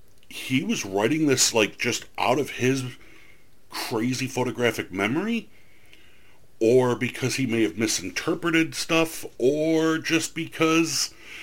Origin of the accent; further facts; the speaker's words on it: New York, United States; I'm a New Yorker